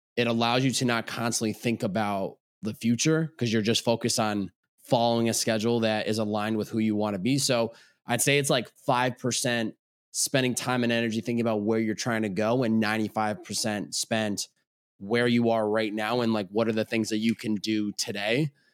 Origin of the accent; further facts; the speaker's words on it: Chicopee, Massachusetts, United States; also born or lived in Boston, Massachusetts; I grew up in Chicopee, Massachusetts. Lived there all eighteen years of my life.